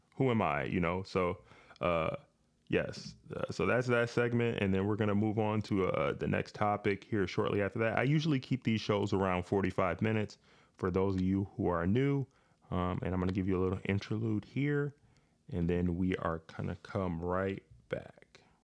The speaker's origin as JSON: {"language": "English", "town": "Grand Rapids", "region": "Michigan", "country": "United States", "tie": "born or raised there", "said": "when I was growing up here in, uh, Michigan, I grew up in Grand Rapids in the inner city"}